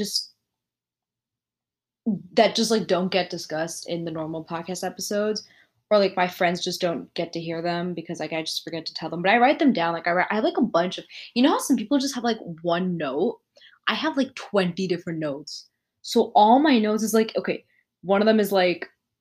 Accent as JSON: {"language": "English", "country": "United States", "tie": "born or raised there", "said": "I was born and raised in America"}